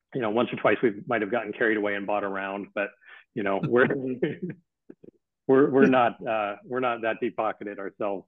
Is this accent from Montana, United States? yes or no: yes; Missoula, Montana, United States; growing up in Missoula, Montana